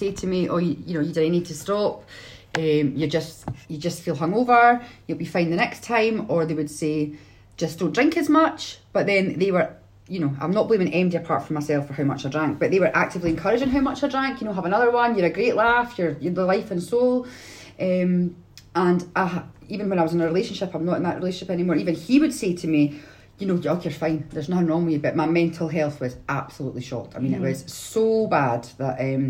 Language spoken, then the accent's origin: English; Edinburgh, Scotland, United Kingdom; I'm from Edinburgh